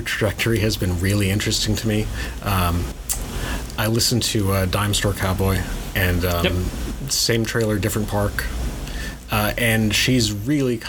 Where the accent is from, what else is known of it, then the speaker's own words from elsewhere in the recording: India; I am Indian